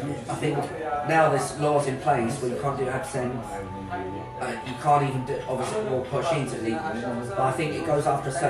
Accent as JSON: {"language": "English", "region": "London", "country": "United Kingdom", "said": "I didn't come up here with the idea I'm the big cheese, I'm from London, I was very modest, timid and I just tried to blend in."}